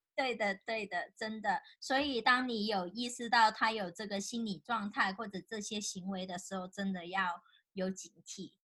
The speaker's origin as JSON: {"language": "Chinese", "country": "China", "said": "尤其是我们大陆长大的"}